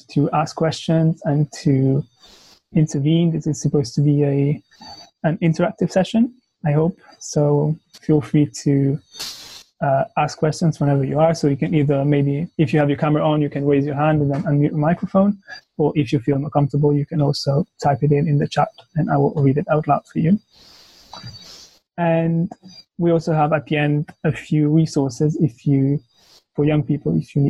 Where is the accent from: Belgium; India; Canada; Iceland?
Belgium; also born or lived in Italy; now in London, United Kingdom; I come from Italy, but I grew up in Belgium